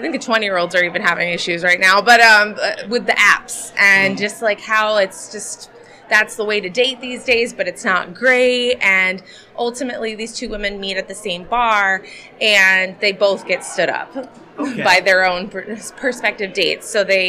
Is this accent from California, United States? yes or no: no; New Jersey, United States; moved away as an adult; now in Tampa, United States; I am from Tampa, Florida, currently. Moved down from New Jersey right in the middle of the pandemic. So yes, I am one of those moved down.